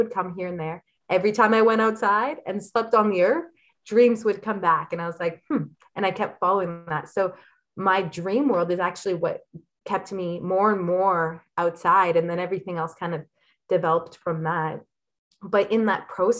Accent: Elliot Lake, Ontario, Canada; I grew up in Elliott Lake, which is a fairly small town

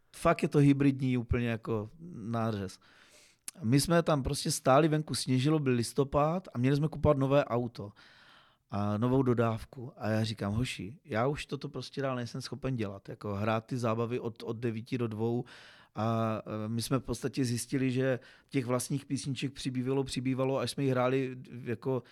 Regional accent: Uherský Brod, Zlín Region, Czechia; byť jsem uherský, z Uherského Brodu, jsem Broďan

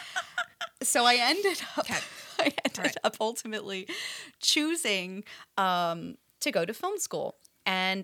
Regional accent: Pennsylvania, United States; moved away as an adult; now in Los Angeles, United States; I was growing up in Amish country, Pennsylvania

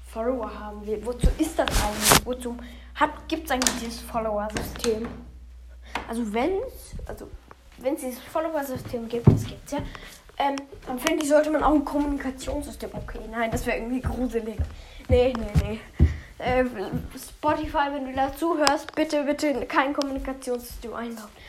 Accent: Austria; ich bin ein Österreicher

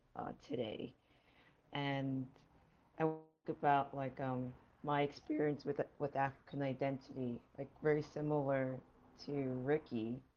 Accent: Jamaica; now in United States; what it meant for me as like a Jamaican immigrant trying to understand racial politics in the United States.

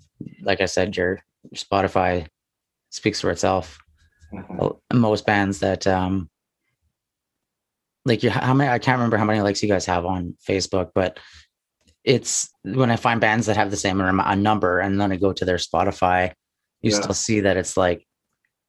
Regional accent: Penticton, British Columbia, Canada; We're from Penticton, which has, I mean, last I checked, it was probably close to 30. But I mean, when growing up, it was only like 13

